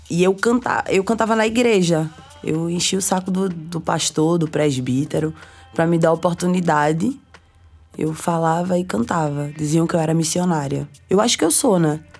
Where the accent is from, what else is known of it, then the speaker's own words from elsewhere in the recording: Olinda and Palmares, Pernambuco, Brazil; also born or lived in Recife; eu nasci no Recife e cresci entre Olinda e Palmares. Meus pais separados. Eu sempre tive em contato com os dois. Então eu ficava entre o interior, que é a zona da mata, de Pernambuco, Palmares.